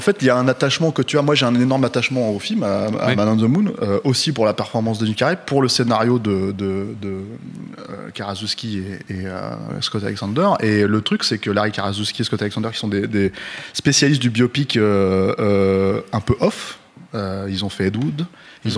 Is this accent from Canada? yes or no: no; France; on est français